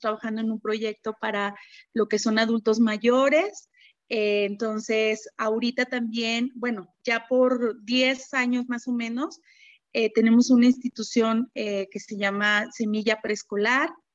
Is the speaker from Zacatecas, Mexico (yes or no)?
yes; Fresnillo, Zacatecas, Mexico; moved away; also born or lived in Monterrey; después me mudo a mi tierra natal, que es este Fresnillo, Zacatecas. Actualmente este, eh, vivo aquí